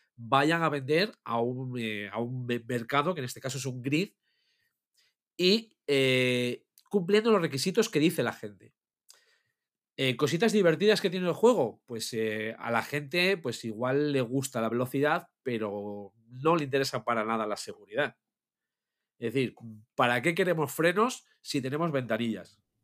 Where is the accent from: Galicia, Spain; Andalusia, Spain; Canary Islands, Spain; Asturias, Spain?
Asturias, Spain; Somos de Asturias